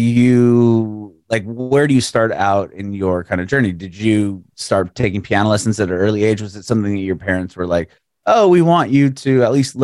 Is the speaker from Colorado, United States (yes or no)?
no; San Diego, California, United States; moved away as an adult; now in Nashville, United States; I just recently moved to Nashville a couple of years ago. I'm from San Diego originally